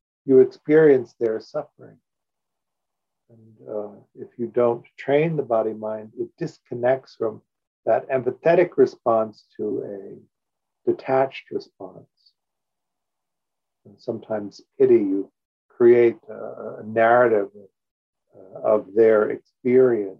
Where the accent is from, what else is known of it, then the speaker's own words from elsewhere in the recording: Evanston, Illinois, United States; I grew up in Evanston, Illinois